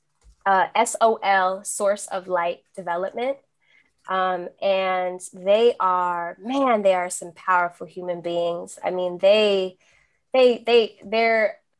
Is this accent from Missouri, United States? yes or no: no; New Jersey, United States; first language Spanish; English is a second language; I'm from New Jersey.